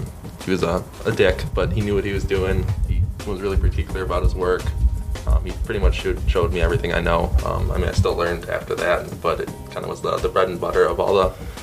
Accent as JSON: {"language": "English", "town": "Grosse Pointe", "region": "Michigan", "country": "United States", "tie": "born or raised there", "said": "So I grew up in the Grosse Pointe area with Steve"}